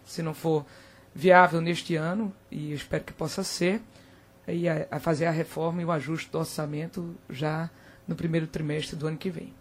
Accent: Caruaru, Pernambuco, Brazil; eu vi do interior, né? eu me criei em Caruaru.

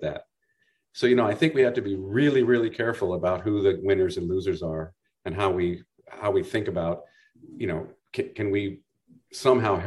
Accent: Burlingame, California, United States; now in Santa Barbara, United States; I grew up in Burlingame, you know, up in the Bay Area

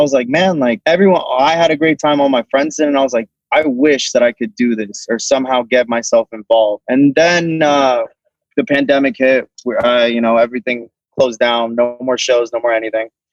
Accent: Boca Raton, Florida, United States; I'm from Boca Raton, born and raised in Florida.

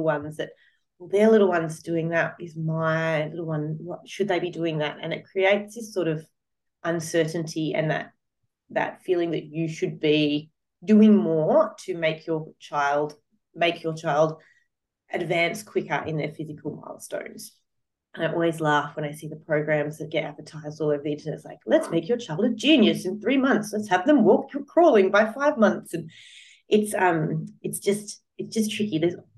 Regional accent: Australia; I'm from Australia, so I speak in an Australian context

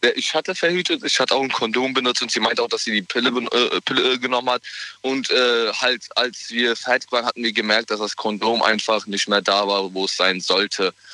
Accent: Mainz, Rhineland-Palatinate, Germany; Ich komme aus Mainz.

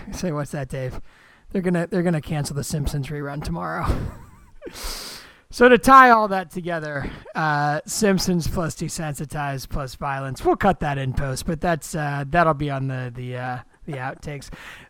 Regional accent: Washington, District of Columbia, United States; moved away; We're all from Washington, D.C.

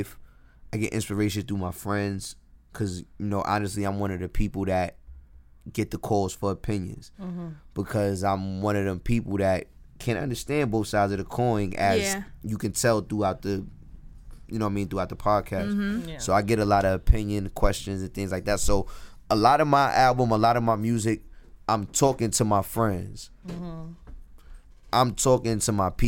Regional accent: Jersey City, New Jersey, United States; I ride around the hood. I'm from Jersey City. I ride around my hood

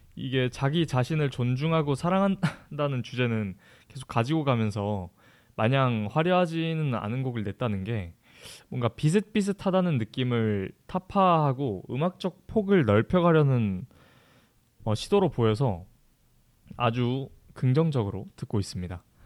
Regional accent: Jeju, South Korea; moved away as an adult; 제 본가가 제주도라 가지고

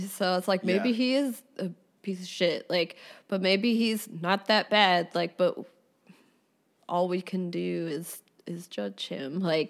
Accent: New Jersey, United States; also born or lived in Philadelphia; South Jersey, Philadelphia.

